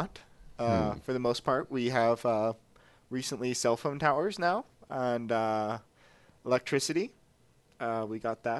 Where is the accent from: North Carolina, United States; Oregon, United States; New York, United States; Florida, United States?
Oregon, United States; I am from Oregon, but I'm not good at fixing these wooden wheel things.